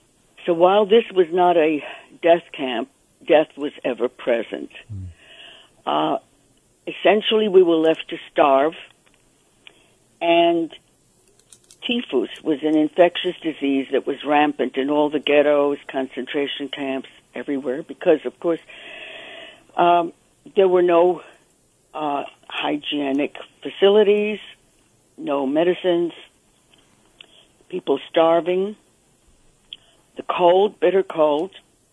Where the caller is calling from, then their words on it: New York, United States; I'm calling from New York.